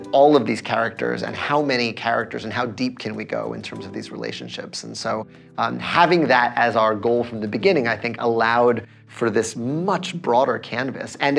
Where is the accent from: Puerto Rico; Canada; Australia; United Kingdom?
Puerto Rico; in Puerto Rico, the sort of specialized guitar we have is the cuatro